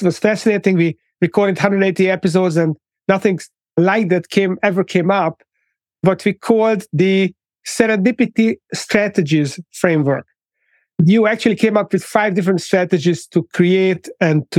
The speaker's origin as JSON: {"language": "English", "country": "Hungary", "also_born_or_lived": "London", "moved": "as an adult", "said": "I'm from Hungary"}